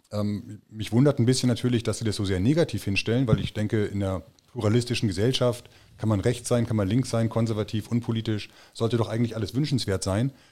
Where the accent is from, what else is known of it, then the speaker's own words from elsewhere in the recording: Germany; weil ich in erster Linie für das deutsche Volk mich ähm, verantwortlich fühle. Ich bin Deutscher, ich lebe hier und da gibt es einiges zu lernen.